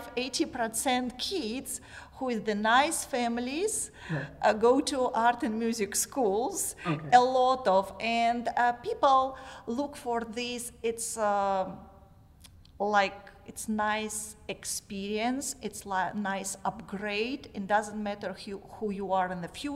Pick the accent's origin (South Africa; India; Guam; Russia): Russia; English is a second language; moved away as an adult; now in Bryan, United States; I was born in Russia. Mm-hmm. Very small scientist city.